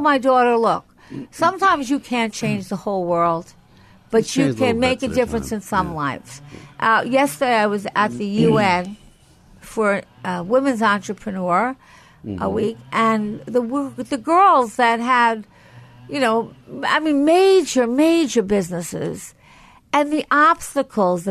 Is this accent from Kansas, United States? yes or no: no; Franklin Square, New York, United States; also born or lived in Syosset, New York; I grew up in Franklin Square and San Syosset